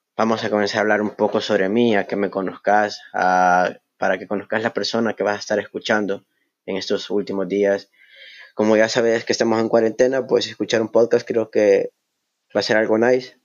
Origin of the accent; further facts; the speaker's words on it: El Salvador; Soy del Salvador.